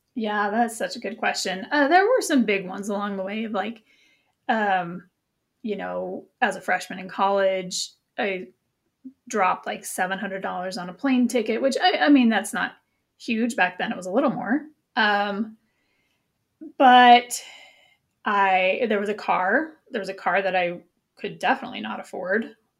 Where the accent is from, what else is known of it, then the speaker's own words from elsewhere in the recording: Montana, United States; moved away as an adult; I'm from Montana, and even though I haven't lived there for twenty years, it's still part of my core identity